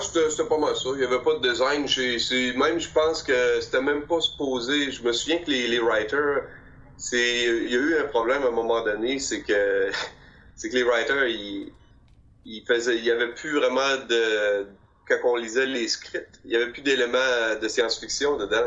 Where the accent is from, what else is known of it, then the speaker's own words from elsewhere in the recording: Quebec, Canada; j'ai grandi à Québec